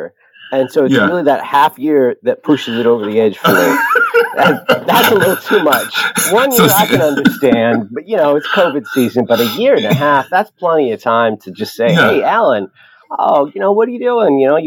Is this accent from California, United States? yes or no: yes; the Antelope Valley, Southern California, United States; I'm from Southern California, the Antelope Valley